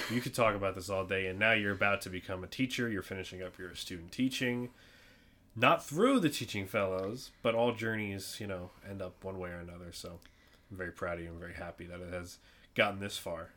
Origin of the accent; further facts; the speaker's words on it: New York, United States; we're from New York